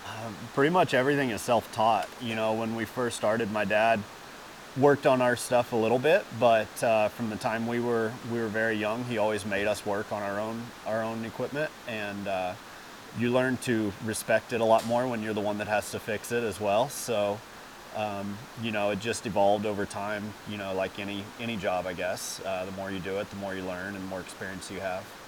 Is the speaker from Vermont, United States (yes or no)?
no; Greenville, Texas, United States; I'm from Greenville, Texas